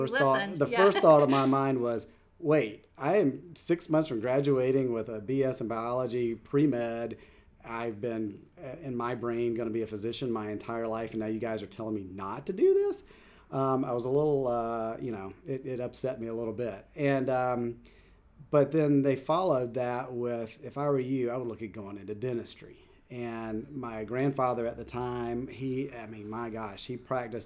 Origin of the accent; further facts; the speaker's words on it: Anderson, South Carolina, United States; moved away as an adult; also born or lived in Kansas City; I grew up in South Carolina, in Anderson, South Carolina